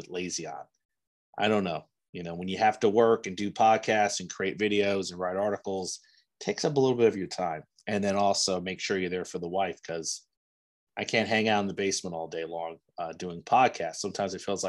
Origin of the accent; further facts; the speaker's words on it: New Jersey, United States; also born or lived in Cincinnati; now in Indiana, United States; I'm from New Jersey